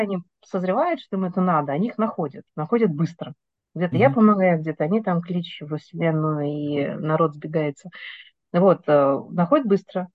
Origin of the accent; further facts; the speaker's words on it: Novocheboksarsk, Chuvash Republic, Russia; moved away as an adult; now in Moscow, Russia; Я из э, города, который все путают, как он пишется, из Новочебоксарска, Чувашской республики